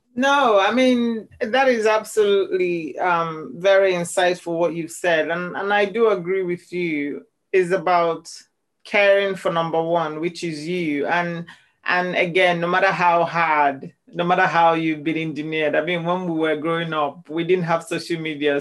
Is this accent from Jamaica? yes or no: no; Nigeria; now in Scotland, United Kingdom; growing up as a Nigerian